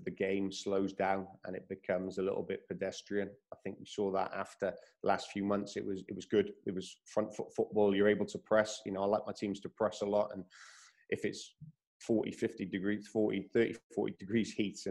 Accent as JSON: {"language": "English", "region": "Wales", "country": "United Kingdom", "tie": "born or raised there", "moved": "yes", "lives_now": "Australia", "said": "I'm from Wales. I'm very fortunate to be brought up from Wales"}